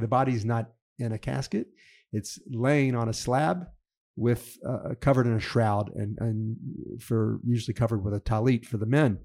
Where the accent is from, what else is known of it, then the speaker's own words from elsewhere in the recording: Memphis, Tennessee, United States; moved away as an adult; now in Israel; my hometown of Memphis